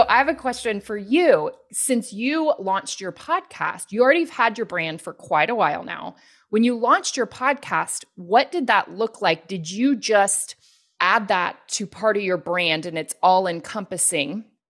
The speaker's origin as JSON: {"language": "English", "region": "the Bible Belt in the South", "country": "United States", "tie": "born or raised there", "said": "I grew up Christian and in the Bible Belt in the South"}